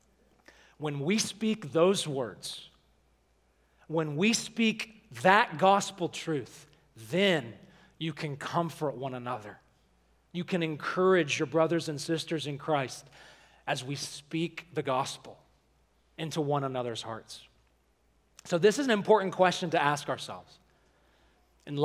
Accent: Alabama, United States; where I grew up in Alabama

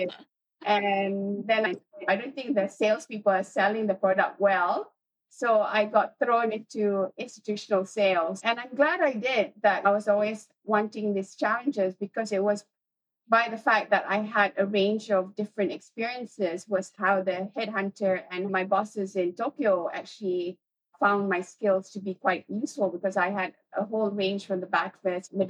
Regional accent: Malaysia; being Malaysian

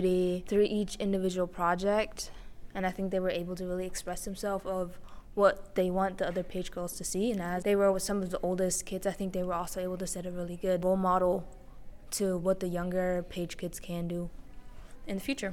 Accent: Germany; I am from Germany.

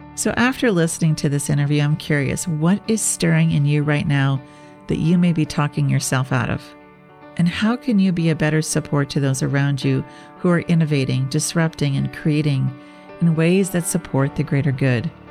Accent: Minnesota, United States; I'm from the Midwest and I grew up in Minnesota

